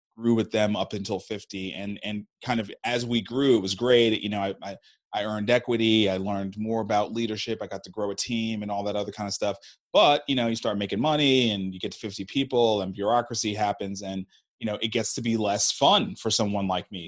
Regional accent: New York City, New York, United States; moved away as an adult; now in Nashville, United States; I was born and raised in Brooklyn

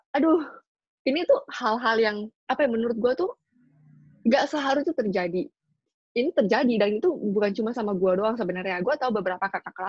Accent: Jakarta, Indonesia; orang Indonesia Indonesia yang kebanyakan uh, lahir dan besar di Jakarta, kayak gua lah ya.

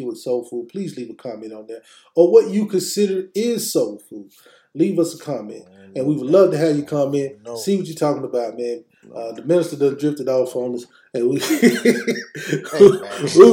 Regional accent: Mississippi, United States; Tylertown, Mississippi. Down south. My home state.

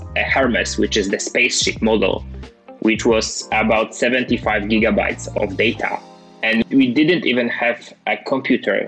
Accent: Wrocław, Lower Silesian Voivodeship, Poland; I was the guy from Wrocław, from a pretty small town, maybe not small, but like still, the guy from Poland

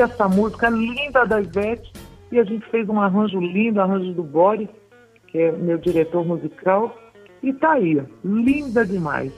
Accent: Santa Catarina, Brazil; moved away as an adult; also born or lived in Curitiba; now in Salvador, Brazil; E morei, fui desde a minha infância, morei muito em, eh, durante muito tempo em Santa Catarina

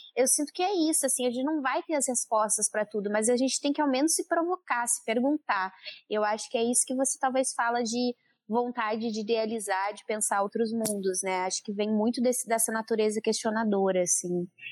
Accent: Santa Cruz do Sul, Rio Grande do Sul, Brazil; moved away; eu sou de Santa Cruz do Sul

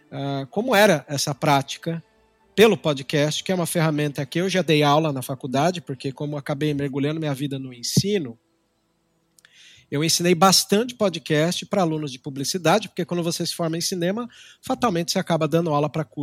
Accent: São Paulo, Brazil; Eu sou de São Paulo, do ABC Paulista. Né? Cresci no movimento de brigas de gangue.

